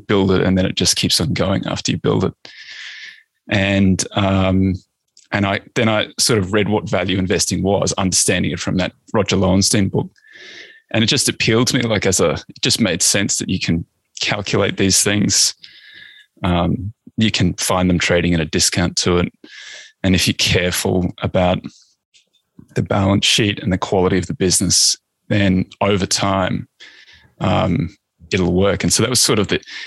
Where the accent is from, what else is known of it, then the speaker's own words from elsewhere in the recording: Australia; I'm Australian